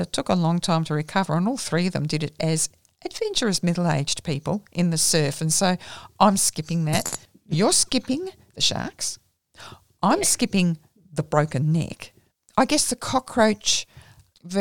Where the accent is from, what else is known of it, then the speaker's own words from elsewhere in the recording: Australia; we're Australian, and there's something in our culture that insists on us doing this